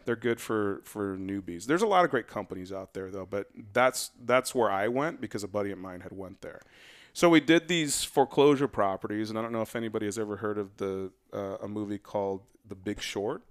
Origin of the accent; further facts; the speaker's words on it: West Valley, Arizona, United States; I grew up in the West Valley